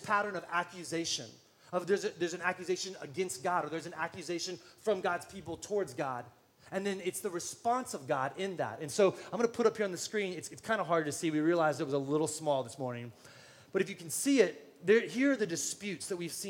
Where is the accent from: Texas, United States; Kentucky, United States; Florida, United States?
Texas, United States; San Antonio; now in Austin, United States; I'm from San Antonio